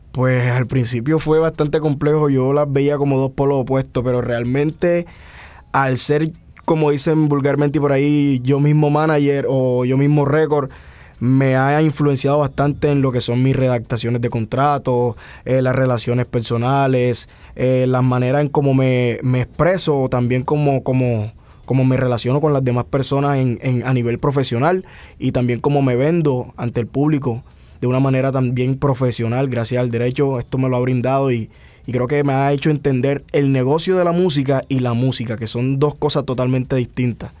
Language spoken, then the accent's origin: Spanish; Cartagena, Bolívar, Colombia